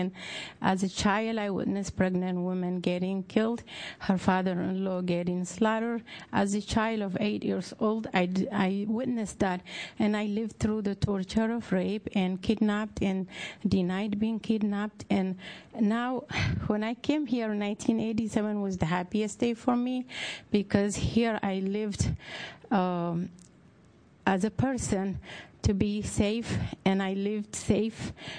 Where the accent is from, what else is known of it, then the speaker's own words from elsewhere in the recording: Eritrea; moved away; I came from East Africa, specifically from Eritrea. I came with three young kids in 1987, and I was a kid myself